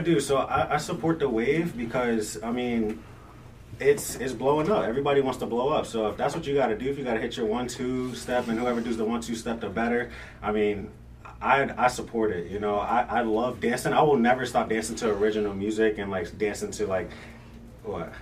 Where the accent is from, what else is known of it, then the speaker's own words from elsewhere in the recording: Virginia, United States; also born or lived in Brooklyn, New York; I was born in Brooklyn, but raised in Virginia